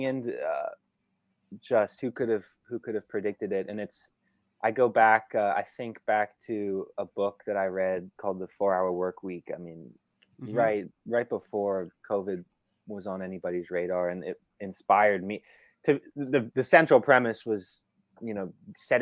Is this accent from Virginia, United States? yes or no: yes; Northern Virginia, United States; Growing up in the Northern Virginia area